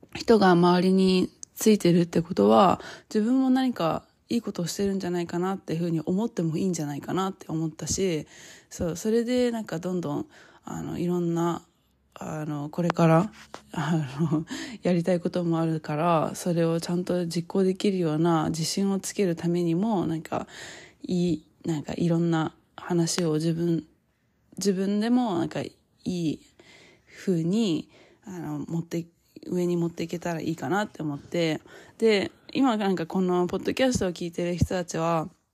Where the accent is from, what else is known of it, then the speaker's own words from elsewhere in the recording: Japan; moved away as an adult; now in United States; 今まで自分が育ってきた 日本の文化